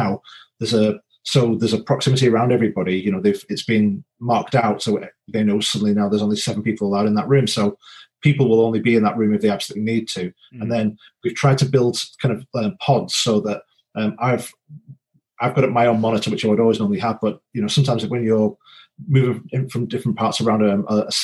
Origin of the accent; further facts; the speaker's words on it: Wigan, North West England, United Kingdom; also born or lived in Northumberland; now in Leatherhead, United Kingdom; I grew up in Wigan in the north